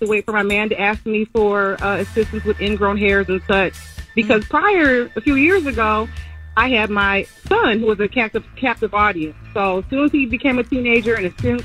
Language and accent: English; Detroit, Michigan, United States; I'm from Detroit